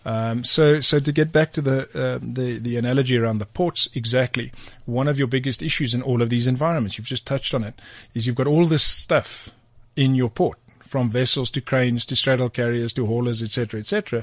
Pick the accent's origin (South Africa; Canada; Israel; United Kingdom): South Africa; as a South African